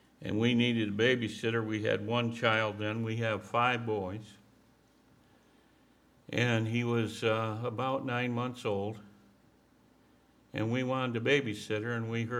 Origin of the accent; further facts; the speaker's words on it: Mount Pleasant, Michigan, United States; I grew up on a farm in Michigan